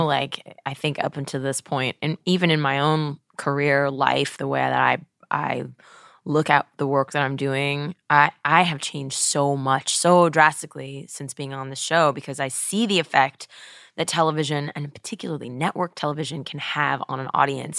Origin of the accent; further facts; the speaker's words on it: Webster, Texas, United States; moved away; my hometown of, you know, Webster, Texas